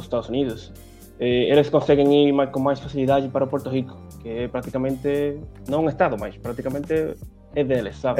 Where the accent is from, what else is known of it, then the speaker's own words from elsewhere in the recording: Santo Domingo, Distrito Nacional, Dominican Republic; Portuguese is a second language; eu nasci em Santo Domingo